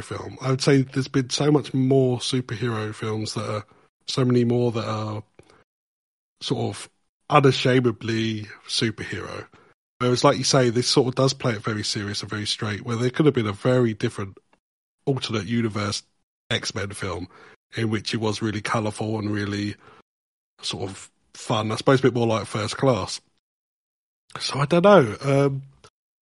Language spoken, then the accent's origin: English; United Kingdom; I'm British